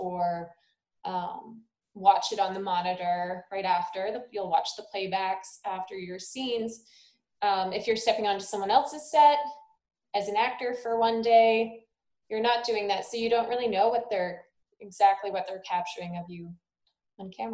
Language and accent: English; Sault Ste. Marie, Ontario, Canada; also born or lived in Toronto; I'm from Sault Ste. Marie.